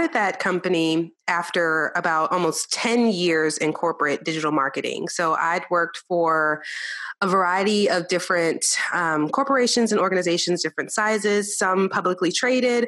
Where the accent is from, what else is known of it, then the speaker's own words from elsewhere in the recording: New Orleans, Louisiana, United States; now in Texas, United States; I was very Southern. I'm from New Orleans. That's my home. And I live in Texas